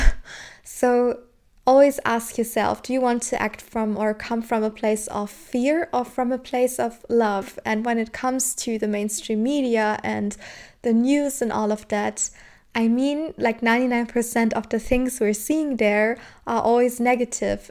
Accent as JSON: {"language": "English", "region": "Southern Germany", "country": "Germany", "tie": "born or raised there", "said": "I'm from Germany, and in my country, especially where I was born and raised in the south of Germany"}